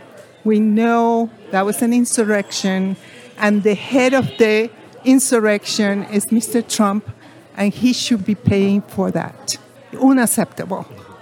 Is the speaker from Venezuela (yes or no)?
yes; Venezuela; now in Washington, D.C., United States; I'm from Venezuela.